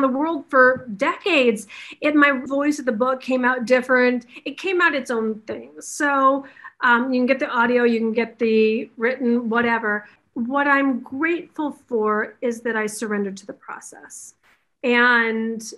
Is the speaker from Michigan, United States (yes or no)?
yes; Detroit, Michigan, United States; now in Los Angeles, United States; from Detroit. I'm a school teacher's kid